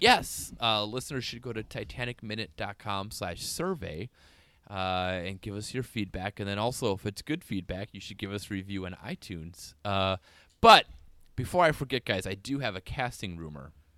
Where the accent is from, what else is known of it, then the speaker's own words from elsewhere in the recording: North Woods of Wisconsin, United States; growing up in the North Woods of Wisconsin